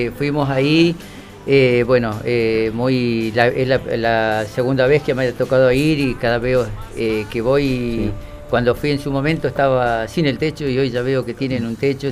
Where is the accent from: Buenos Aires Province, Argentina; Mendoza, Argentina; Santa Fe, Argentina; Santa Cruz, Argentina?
Santa Cruz, Argentina; Caleta Olivia; Nacido y criado en el barrio San Martín